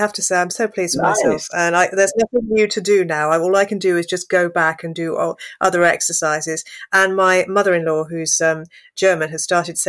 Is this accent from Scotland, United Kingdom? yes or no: no; Shropshire, West Midlands, United Kingdom; born or raised there; now in London, United Kingdom